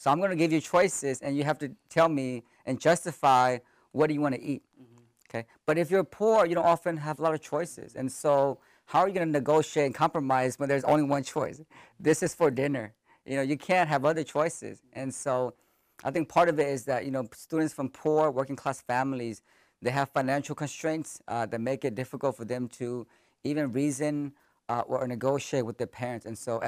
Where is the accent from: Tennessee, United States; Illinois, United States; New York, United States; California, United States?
California, United States; Sacramento; also born or lived in Thailand; I grew up in Sacramento, born in a refugee camp in Thailand.